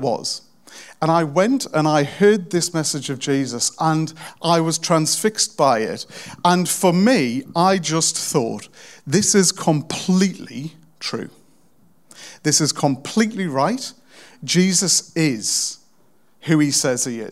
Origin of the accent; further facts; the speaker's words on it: South Pelaw, North East England, United Kingdom; I'm from the really rough part of a really rough kind of rubbish town in the northeast of England